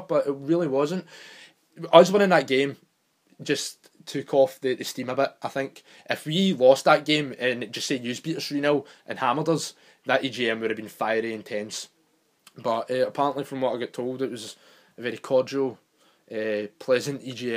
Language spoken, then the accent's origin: English; United Kingdom; We're British